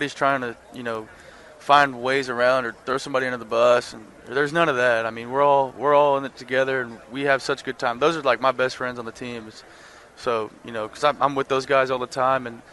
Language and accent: English; Texas, United States; growing up in Texas